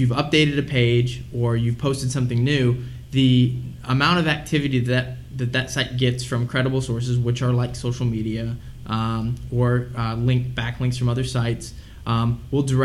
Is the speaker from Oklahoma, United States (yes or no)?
no; St. Louis, Missouri, United States; I'm from St. Louis, Missouri